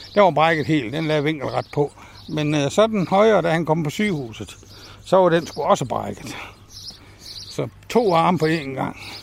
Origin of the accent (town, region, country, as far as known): Tunø, Central Denmark Region, Denmark; born or raised there; also born or lived in Aarhus / Vildbjerg